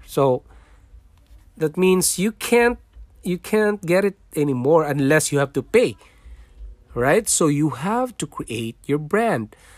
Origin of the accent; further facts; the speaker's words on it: Philippines; English is a second language; moved away as an adult; also born or lived in Singapore; now in Canada; I was born in Philippines. I'm a Filipino